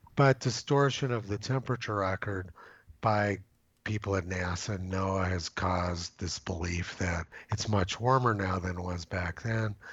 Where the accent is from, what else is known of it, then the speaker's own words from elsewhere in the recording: Los Alamos, New Mexico, United States; I'm from New Mexico. I come from Los Alamos, New Mexico.